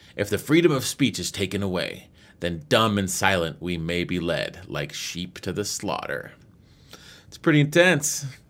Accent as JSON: {"language": "English", "country": "United States", "said": "I'm an American"}